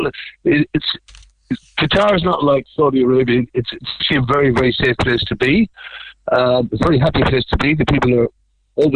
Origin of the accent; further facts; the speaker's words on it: Youghal, Munster, Ireland; I'm from the best town in Ireland. I'm from York